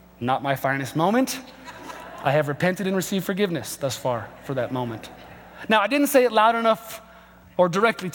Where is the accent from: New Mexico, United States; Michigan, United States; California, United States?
New Mexico, United States; Albuquerque; my hometown of Albuquerque, we are not a sports town.